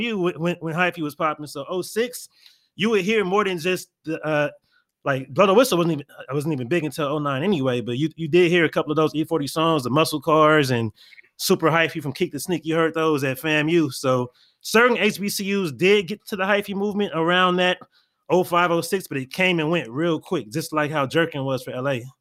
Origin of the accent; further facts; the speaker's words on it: California, United States; moved away as an adult; also born or lived in Florida; me being a California native, even though I'm not from the Bay